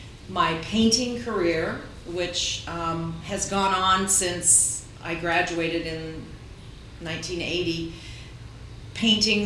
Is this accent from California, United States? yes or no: no; Ames, Iowa, United States; also born or lived in Des Moines, Iowa; I grew up in Ames, Iowa